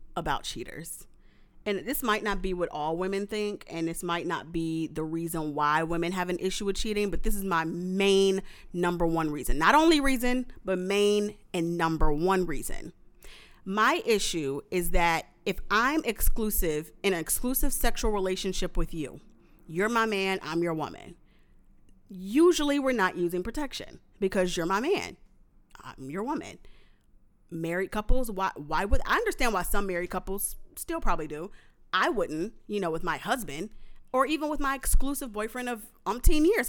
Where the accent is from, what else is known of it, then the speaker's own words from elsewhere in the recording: New Orleans, Louisiana, United States; I went to high school in New Orleans. I'm from New Orleans, so this is why this is a New Orleans reference from a New Orleans girl.